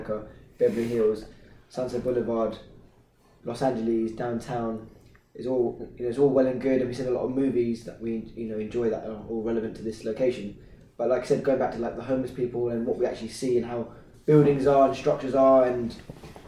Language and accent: English; London, United Kingdom; we're from London. United Kingdom.